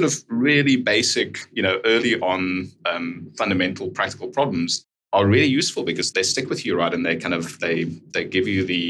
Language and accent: English; South Africa; I'm from South Africa.